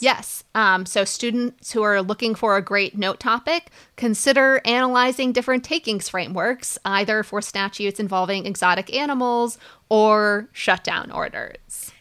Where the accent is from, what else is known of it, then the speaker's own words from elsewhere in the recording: Minnesota, United States; I, I grew up in Minnesota